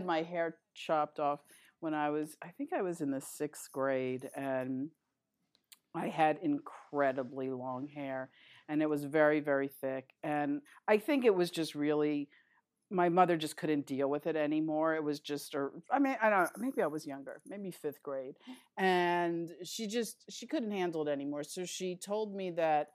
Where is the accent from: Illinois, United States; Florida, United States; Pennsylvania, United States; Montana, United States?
Pennsylvania, United States; Philadelphia; moved away as an adult; also born or lived in New York City; now in Los Angeles, United States; I was born in New York, but I was pretty much raised in Philadelphia